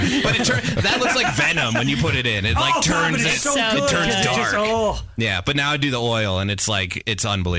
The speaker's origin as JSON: {"language": "English", "region": "Midwest", "country": "United States", "moved": "yes", "said": "I'm from the Midwest."}